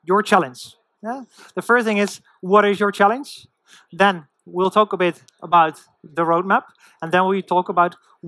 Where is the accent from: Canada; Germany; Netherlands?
Netherlands; moved away; I'm from the Netherlands originally.